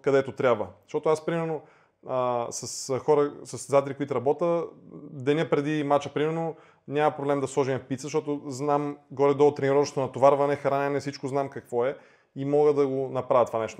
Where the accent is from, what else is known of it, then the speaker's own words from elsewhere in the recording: Bulgaria; тук в България, а, нали, ние сме българи, нали, обичаме си страната